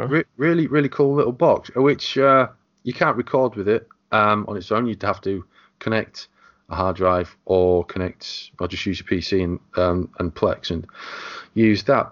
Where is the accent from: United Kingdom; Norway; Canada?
United Kingdom; England; I'm the Englishman